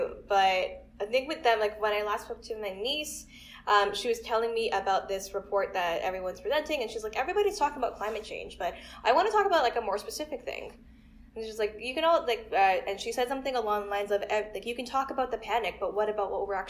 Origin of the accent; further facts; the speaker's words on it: Scarborough, Ontario, Canada; growing up in Scarborough and, like, wanting to fit in with, like, the white kids, even though we clearly weren't